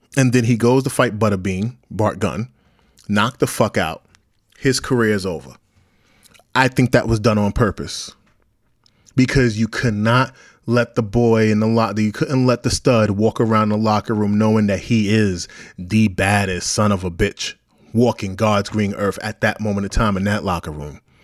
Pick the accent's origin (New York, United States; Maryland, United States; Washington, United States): New York, United States; New York City; I'm from Brownsville, Brooklyn, New York